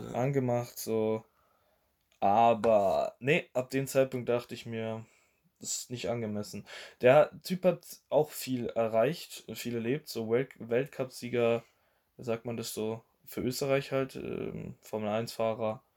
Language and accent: German; Germany